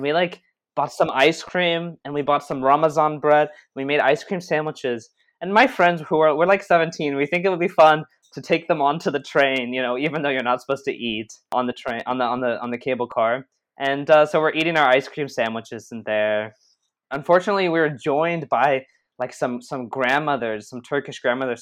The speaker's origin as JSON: {"language": "English", "country": "Israel", "said": "we're from Israel"}